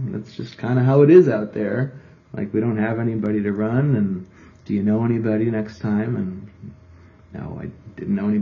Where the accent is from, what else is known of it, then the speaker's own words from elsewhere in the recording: Minnesota, United States; moved away as an adult; also born or lived in Eau Claire, Wisconsin / Milwaukee, Wisconsin; now in Milwaukee area, United States; I grew up in Minnesota.